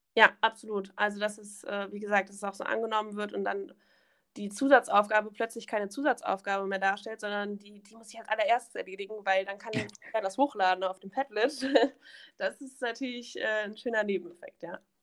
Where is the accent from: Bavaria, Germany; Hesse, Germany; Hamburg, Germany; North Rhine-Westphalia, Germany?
North Rhine-Westphalia, Germany; Königswinter; Aus Königswinter